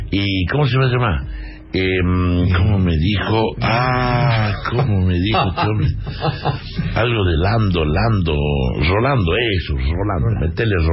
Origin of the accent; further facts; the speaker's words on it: Guachipas, Salta, Argentina; ¿Dónde naciste, …? En Salta. es soy salteño. ¿En qué lugar de Salta? En un pueblito que se llama Guachipas